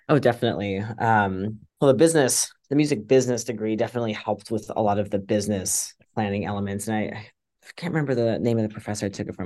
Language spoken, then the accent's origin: English; Virginia, United States; now in Poughkeepsie, United States; when I was growing up in Virginia